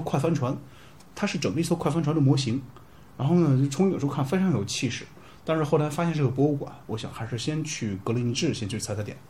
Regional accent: China; 我们中国人

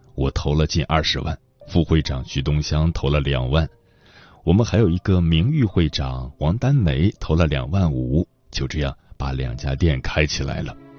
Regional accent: Harbin, Heilongjiang, China; now in Mudanjiang, China; 就带回我老家哈尔滨了

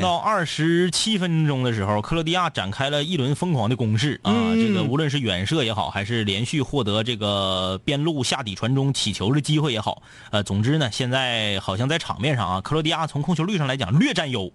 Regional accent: Changchun, Jilin, China; 至少我俩家乡的球队现场我俩还去

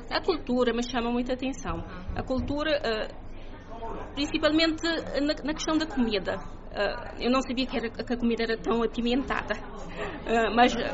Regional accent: Santo Antão island, Cape Verde; moved away as an adult; now in Praia, Cape Verde; neste momento trabalho na cidade da Praia, sou da Ilha de Santo Antão, mas trabalho na cidade da Praia uh, desde 2011

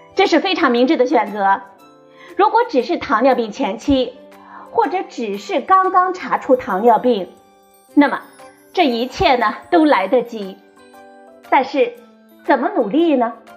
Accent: China; 我们中国人

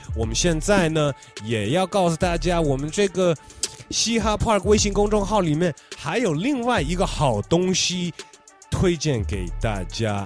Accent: the western United States, United States; 我们两个都在美国西方，在那边长大

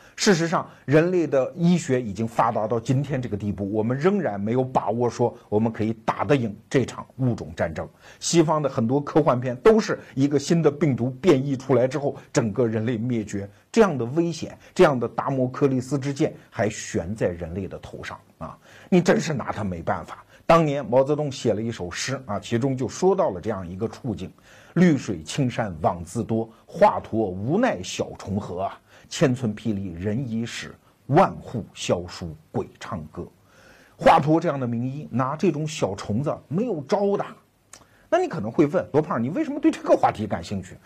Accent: China; 我们中国人都知道

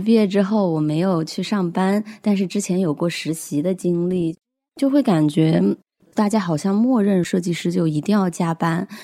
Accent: Hunan, China; 我是湖南人，马上就要二十七岁了。我的工作是一个做自媒体以及电商创业

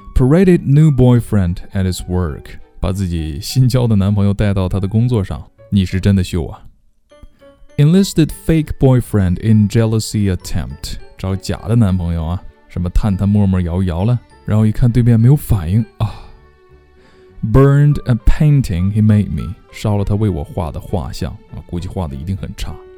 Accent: China; 我们中国人呢，比较保守

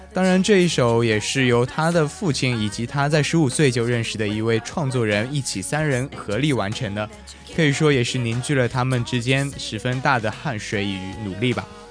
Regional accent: China; 我们中国人

